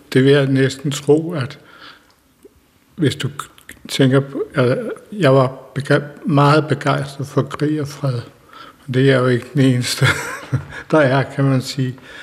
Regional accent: Denmark; de huse, som jeg købte også mit barndomshjem, der ligger den vej 300 meter

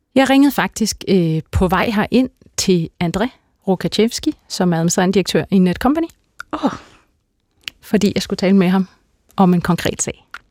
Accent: Herlev, Capital Region of Denmark, Denmark; Jeg kommer fra et øh, helt klassisk arbejderklasse hjem øh, i, på Vestegnen

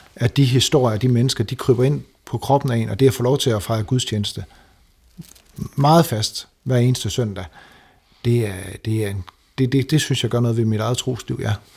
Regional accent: Denmark; moved away as an adult; now in Toronto, Canada; jeg som dansker

